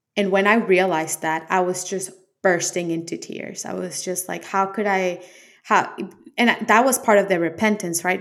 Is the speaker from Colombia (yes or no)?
yes; Colombia; I'm from Colombia, so it's a heavily influenced Catholic country. Uh, Catholic school